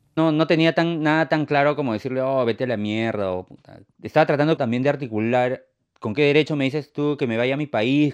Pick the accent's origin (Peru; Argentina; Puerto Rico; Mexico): Peru; moved away as an adult; also born or lived in Lima; now in Maine, United States; yo soy de Perú